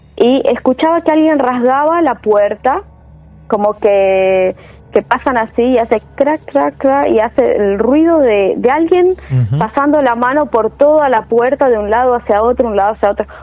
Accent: Chaco, Argentina; moved away as an adult; now in Buenos Aires, Argentina; yo nací en Chaco

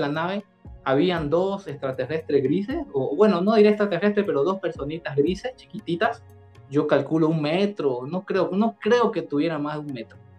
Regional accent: Bolivia; also born or lived in Santa Cruz de la Sierra; en el año 2019, en mi país, en Bolivia

